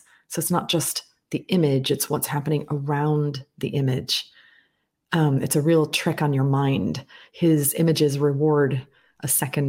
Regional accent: United States; accent: slightly transatlantic; now in United Kingdom; I live in the United Kingdom, but I was born and raised in the United States. So I have a slightly transatlantic accent and perspective on many affairs

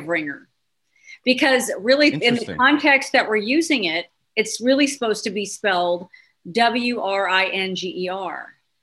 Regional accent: Denver, Colorado, United States; moved away as an adult; now in Dallas, United States; I was born in Denver

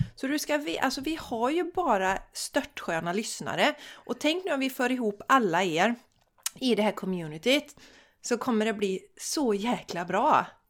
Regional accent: Borås, Västra Götaland, Sweden; also born or lived in Landvetter; jag är ju från Borås också

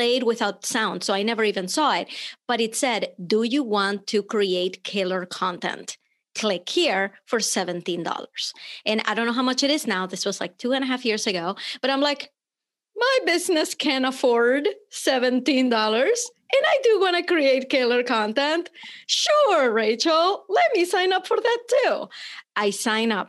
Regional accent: Venezuela; moved away; I'm from Venezuela, but unless I open my mouth, people just think I'm American.

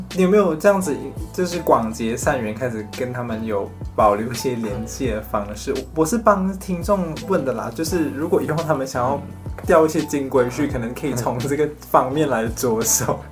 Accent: Malaysia; 宽柔中学就是我们热情、山竹，还有曾光华教授，我们三个人的共同的学校，我们的中学

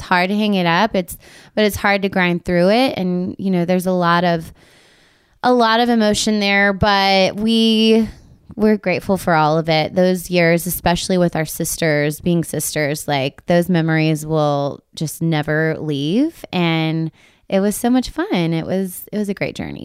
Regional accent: Texas, United States; now in Nashville, United States; we're from Texas

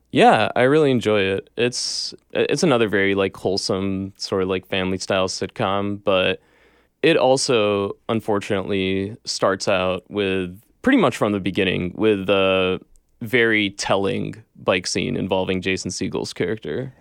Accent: Michigan, United States; moved away; I grew up in Michigan, which is obviously car state

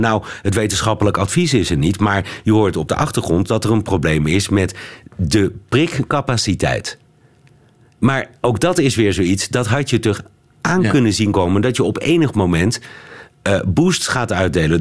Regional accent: Netherlands; als Hollander

